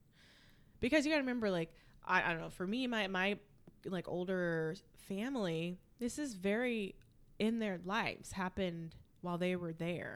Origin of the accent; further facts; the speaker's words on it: United States; growing up in America